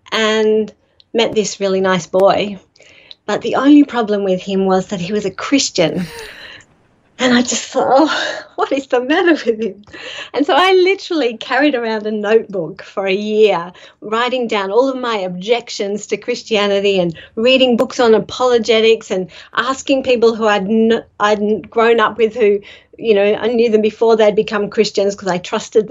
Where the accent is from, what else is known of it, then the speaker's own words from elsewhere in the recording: Sydney, New South Wales, Australia; also born or lived in London; I came out when I was a little baby to Sydney, been in the northern beaches of Sydney ever since.